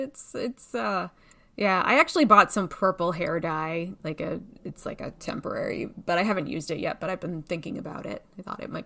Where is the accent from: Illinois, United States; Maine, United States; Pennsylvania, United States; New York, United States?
Maine, United States; I'm from Maine